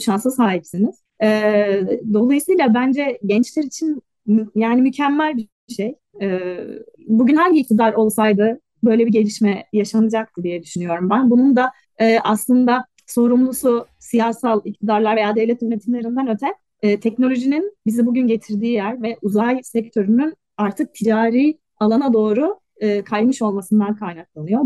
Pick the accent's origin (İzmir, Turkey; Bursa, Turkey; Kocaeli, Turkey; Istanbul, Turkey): Istanbul, Turkey; moved away as an adult; also born or lived in Belgium; now in Germany; İstanbul Serzef Lisesi mezunuyum. Sonra İTÜ Uzay Mühendisliği'nde lisans ve yüksek lisans e, bitirdim. Ondan sonra da Belçika'ya taşındım.